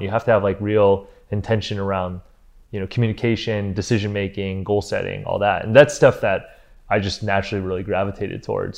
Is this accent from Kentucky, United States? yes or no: no; Cleveland, Ohio, United States; moved away as an adult; also born or lived in Los Angeles; we grew up in Cleveland, Ohio